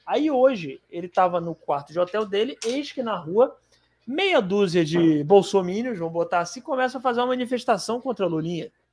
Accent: Fortaleza, Ceará, Brazil; lá na minha cidade

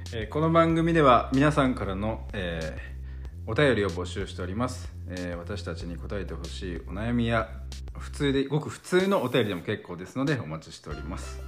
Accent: Saitama, Japan; now in Kyoto, Japan; 埼玉で育った僕

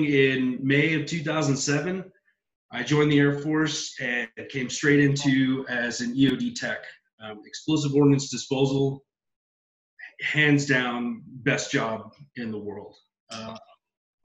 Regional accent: San Benito, Texas, United States; I'm born and raised in South Texas, a little town called San Benito down in the Rio Grande Valley

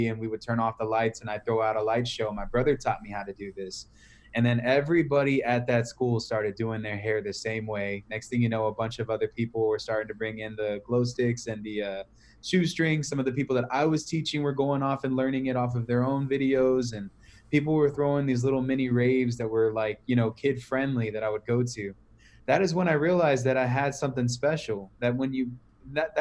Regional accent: San Antonio, Texas, United States; also born or lived in Cleveland, Ohio; I was born in Cleveland, but raised in San Antonio

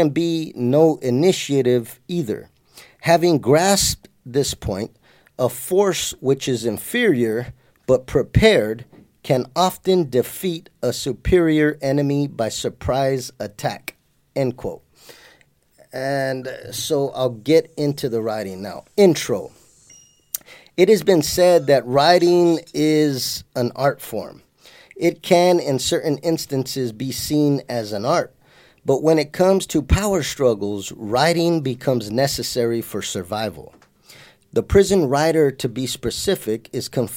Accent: San Jose, California, United States; my life growing up in San Jose

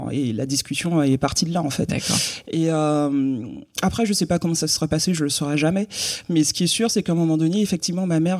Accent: Guadeloupe, France; moved away as an adult; donc, j'ai quitté la Guadeloupe à 18 ans.

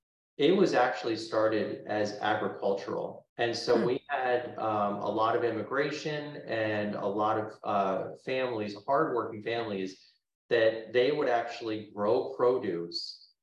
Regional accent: Naples, Florida, United States; growing up in Naples

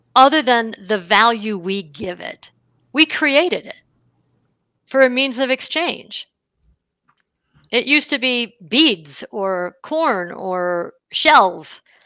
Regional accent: Buffalo, New York, United States; I grew up in Buffalo, New York

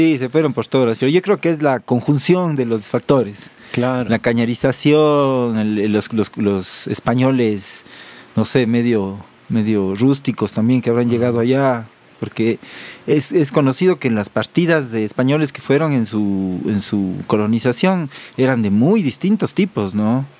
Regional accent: Cuenca, Azuay, Ecuador; accent: cuencano; moved away; yo soy cuencano de nacimiento

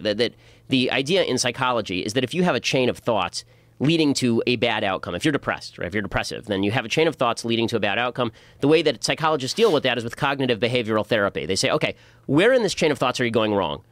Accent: Los Angeles, California, United States; also born or lived in Burbank / Boston; I was born in Burbank, grew up in North Hollywood

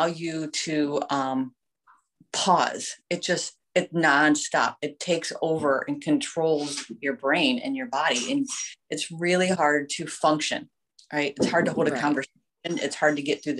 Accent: Vermilion, Ohio, United States; also born or lived in Sandusky; I grew up in Vermilion, graduated from Vermilion

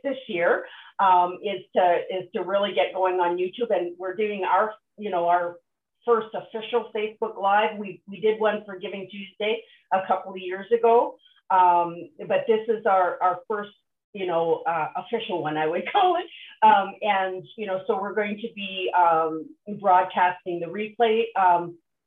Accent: Nova Scotia, Canada; I grew up on the East Coast in Nova Scotia

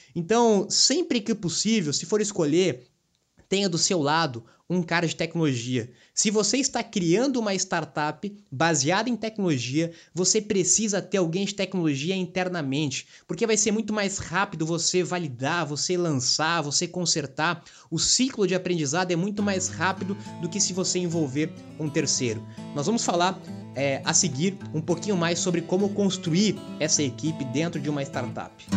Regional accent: Brazil

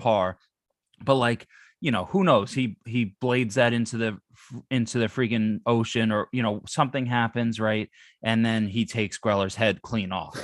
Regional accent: New Jersey, United States; moved away; I grew up in New Jersey where Wawa was life

